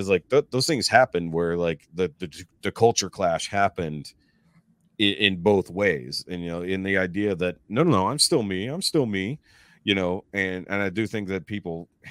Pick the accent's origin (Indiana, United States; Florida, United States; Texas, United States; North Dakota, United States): Texas, United States; Houston; If I had stayed where I grew up in Houston, I would not be the person I am now because of where we moved to now.